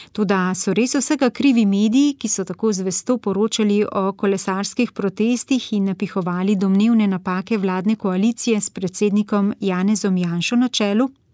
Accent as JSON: {"language": "Slovenian", "country": "Slovenia", "said": "smo Slovenci"}